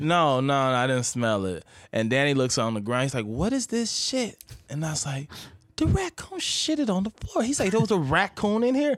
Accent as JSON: {"language": "English", "region": "Midwest", "country": "United States", "tie": "born or raised there", "moved": "as an adult", "said": "I grew up in the Midwest"}